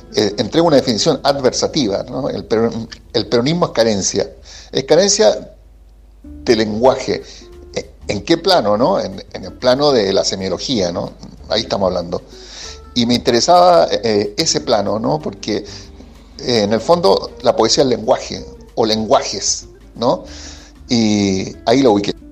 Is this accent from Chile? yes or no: yes; Chile; accent: Chilean; moved away as an adult; now in Argentina; Es chileno, o, por mi acento, pero yo viviendo acá nueve años, un poquito más.